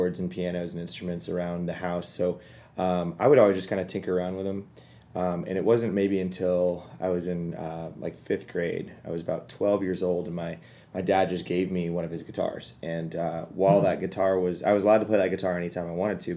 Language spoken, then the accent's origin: English; Kansas City, United States; I'm from Kansas City